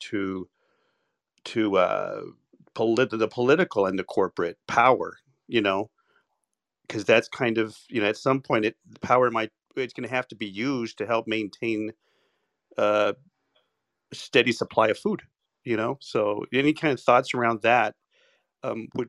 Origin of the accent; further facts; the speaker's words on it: Las Vegas, Nevada, United States; also born or lived in California / Seattle area; now in Seattle, United States; I grew up in Las Vegas.